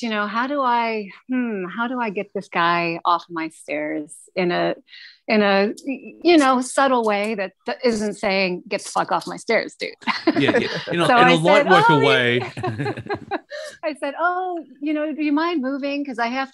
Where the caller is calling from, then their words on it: San Francisco, California, United States; I'm calling from San Francisco